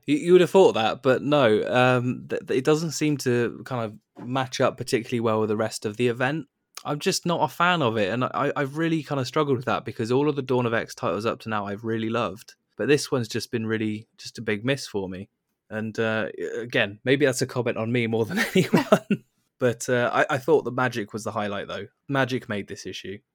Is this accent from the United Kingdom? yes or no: yes; United Kingdom; being a British person